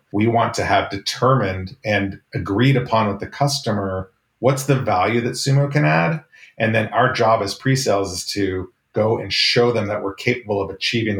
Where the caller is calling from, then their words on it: Santa Clara, California, United States; I am in lovely Santa Clara, California.